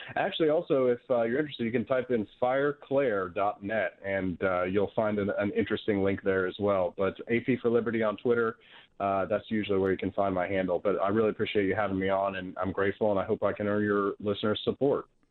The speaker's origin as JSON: {"language": "English", "town": "Peculiar", "region": "Missouri", "country": "United States", "tie": "born or raised there", "also_born_or_lived": "Independence, Missouri / Kansas City, Missouri", "said": "Raised on a farm in Peculiar"}